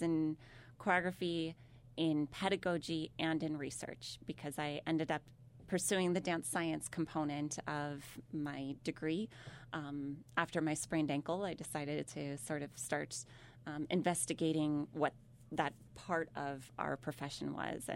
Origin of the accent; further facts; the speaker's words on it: St. Louis, Missouri, United States; now in Columbia, United States; I grew up in St. Louis, Missouri